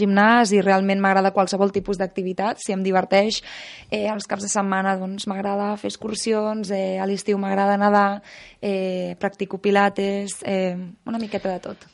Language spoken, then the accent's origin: Catalan; Menorca, Balearic Islands, Spain; jo sóc de Menorca, que sempre m'han tingut molt en contacte amb la natura